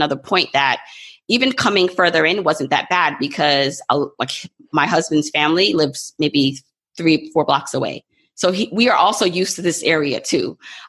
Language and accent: English; New York City, New York, United States; also born or lived in Jamaica; I was born in Jamaica, but I literally feel like, you know, New York has been my home because I came here when I was about 2 years old